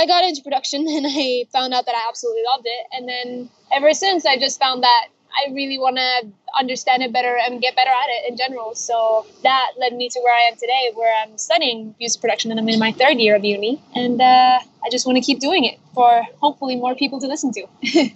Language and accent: English; Spain; also born or lived in Norway / Chile; now in London, United Kingdom; I uh, was born in Norway, and I grew up in Spain, and uh, my family is from Chile. And now currently I'm in London